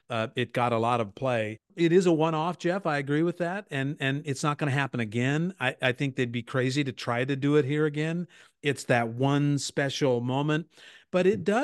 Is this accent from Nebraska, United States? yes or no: yes; Nebraska, United States; moved away as an adult; also born or lived in California; I grew up in Nebraska, but, and, uh, but came back here not long before you came to the university